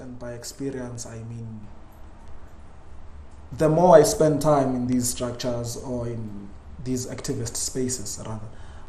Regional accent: Soweto, Gauteng, South Africa; It's a bit unfair to say I grew up in Soweto, but it's also fair to say I grew up there because for the greater part of my life I've been in Soweto.

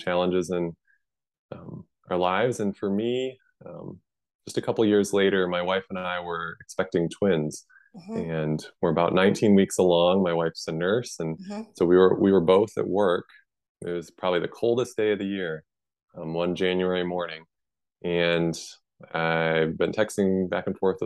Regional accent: Midwest, United States; moved away; I'm from the Midwest where it's very flat

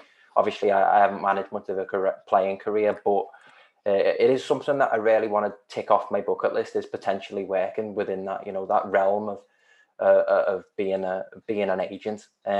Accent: Maghull, North West England, United Kingdom; I grew up in Magull

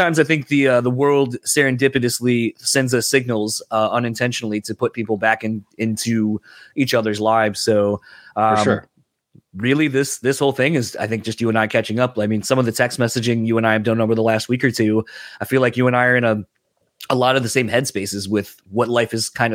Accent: East Coast, United States; I'm originally from the East Coast

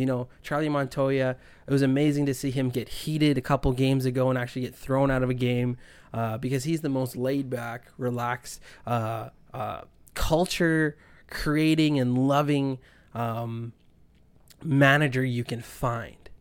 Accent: Winnipeg, Manitoba, Canada; now in Toronto, Canada; I'm from Winnipeg

